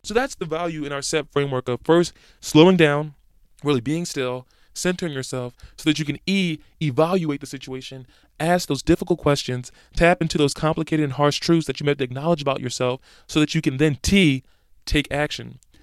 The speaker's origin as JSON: {"language": "English", "town": "Philadelphia", "region": "Pennsylvania", "country": "United States", "tie": "born or raised there", "moved": "yes", "said": "my hometown of Philadelphia"}